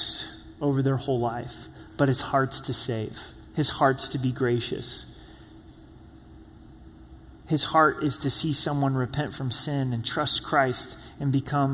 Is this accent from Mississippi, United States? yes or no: no; Medford, Oregon, United States; also born or lived in Grants Pass, Oregon; now in Colorado Springs, United States; I was born in Grants Pass, lived in Medford, the Rogue Valley. It's my home as a kid